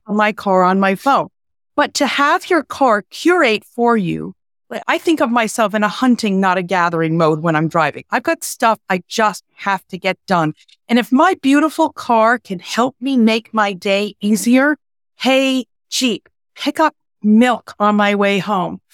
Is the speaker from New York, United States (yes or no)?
yes; New York, United States; I'm a New Yorker